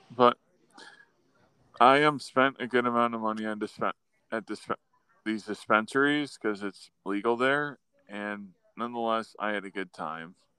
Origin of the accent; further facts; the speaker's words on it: Buffalo, New York, United States; I was from Buffalo